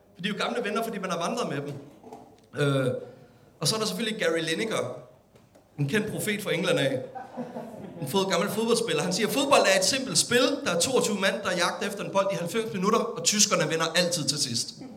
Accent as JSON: {"language": "Danish", "country": "Denmark"}